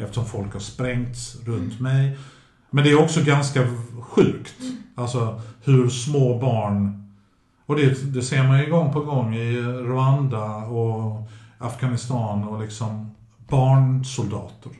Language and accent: Swedish; Sweden; Min mamma har ju alltid låtit oss bli svenskar först